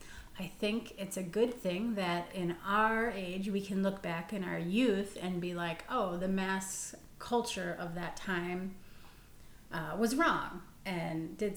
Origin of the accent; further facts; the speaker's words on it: Green Bay, Wisconsin, United States; I'm from Green Bay.